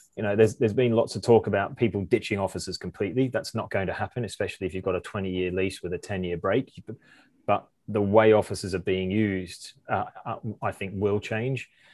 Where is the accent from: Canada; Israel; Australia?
Australia; moved away as an adult; also born or lived in Amsterdam; I did an electrical apprenticeship in Australia and in my hometown